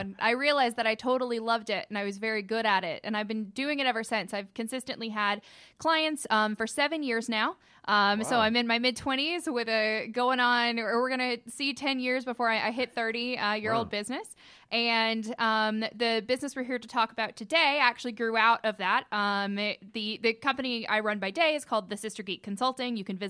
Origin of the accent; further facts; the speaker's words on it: Cartersville, Georgia, United States; I'm originally from Cartersville.